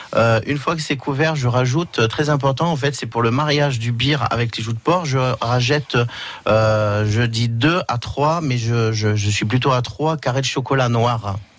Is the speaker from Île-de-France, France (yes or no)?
no; Auvergne-Rhône-Alpes, France; also born or lived in Moulins, France / Paris, France; now in Perpignan, France; mon origine, je suis auvergnat